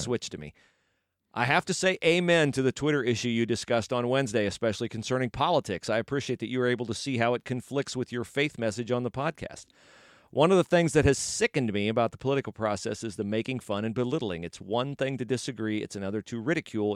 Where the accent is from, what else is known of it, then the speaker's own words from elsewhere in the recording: West Liberty, United States; he's from my hometown.